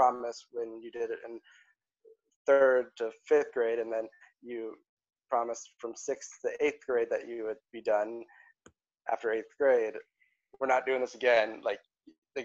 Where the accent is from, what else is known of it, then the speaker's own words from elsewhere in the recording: South Bend, Indiana, United States; I grew up in the outside of Chicago, South Bend, Indiana